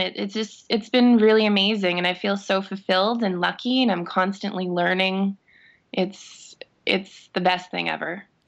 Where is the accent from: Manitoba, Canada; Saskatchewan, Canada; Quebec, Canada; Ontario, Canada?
Saskatchewan, Canada; Saskatoon; I'm born and raised in Saskatoon.